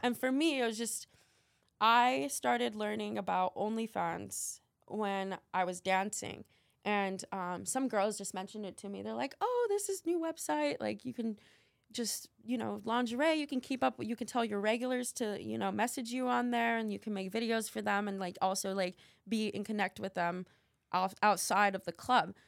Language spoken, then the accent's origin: English; Albuquerque, New Mexico, United States; now in Miami, United States; I live in Miami, but I was born in Albuquerque, New Mexico